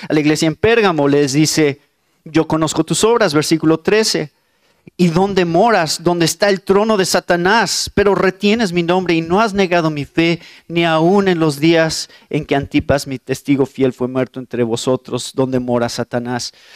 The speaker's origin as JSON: {"language": "Spanish", "country": "Mexico", "said": "soy mexicano"}